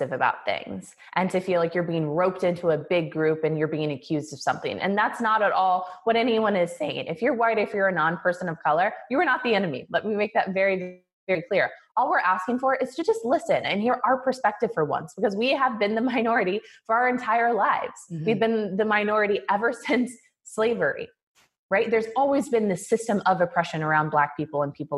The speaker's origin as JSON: {"language": "English", "town": "Kansas City", "region": "Missouri", "country": "United States", "tie": "born or raised there", "moved": "yes", "said": "I grew up in Kansas City, Missouri."}